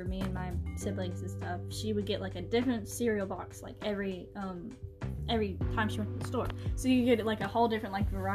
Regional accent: United States; we're from America

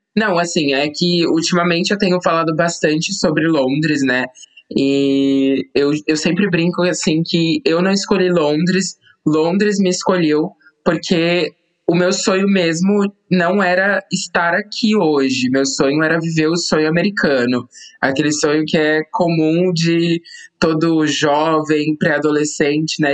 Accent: São José dos Campos, São Paulo, Brazil; moved away as an adult; also born or lived in Extrema, Minas Gerais; now in United Kingdom; eu sou natural de São José dos Campos, interior de São Paulo

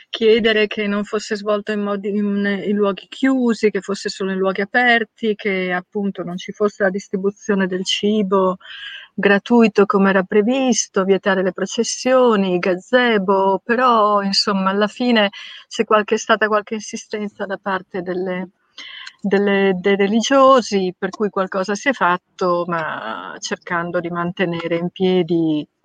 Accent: Udine, Friuli-Venezia Giulia, Italy; moved away; also born or lived in Valcellina; Io sono nata a Udine, ma mm, la mia famiglia ha una casa in montagna in Valcellina e, mm, ed è un luogo simpatico in cui tornare.

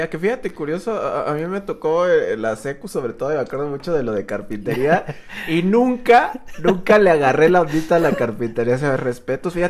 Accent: San Miguel de Allende, Guanajuato, Mexico; Yo originario de aquí de San Miguel de Allende. 100%

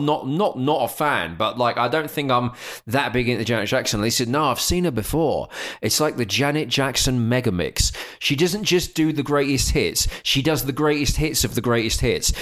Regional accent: Essex, East of England, United Kingdom; I grew up in Essex

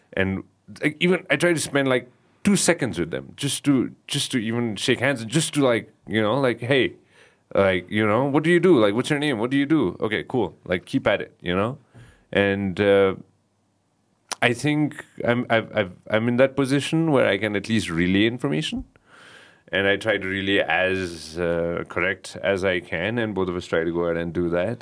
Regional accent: Kathmandu, Bagmati, Nepal; I'm a Kathmandu boy.

